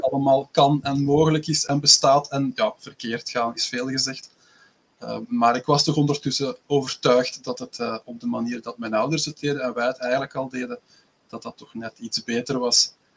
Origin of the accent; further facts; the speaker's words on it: Belgium; uit België